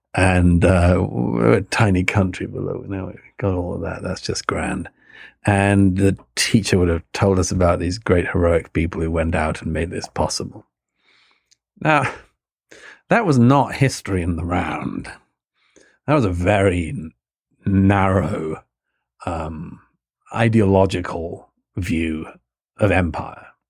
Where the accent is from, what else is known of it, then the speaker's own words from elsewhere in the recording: United Kingdom; both brought, born and brought up in the United Kingdom